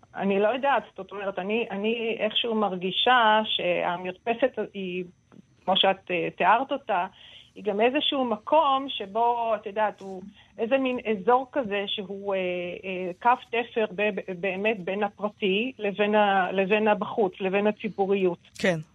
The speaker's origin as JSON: {"language": "Hebrew", "country": "Israel", "said": "בתור סופרת ישראלית"}